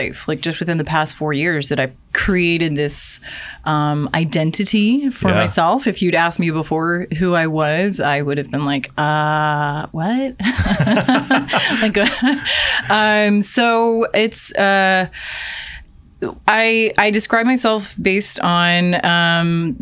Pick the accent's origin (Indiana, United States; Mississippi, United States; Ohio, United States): Ohio, United States; moved away as an adult; now in Seattle, United States; I'm from Ohio